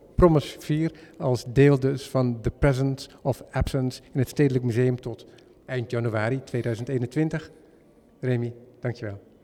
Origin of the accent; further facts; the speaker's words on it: Netherlands; als Hollander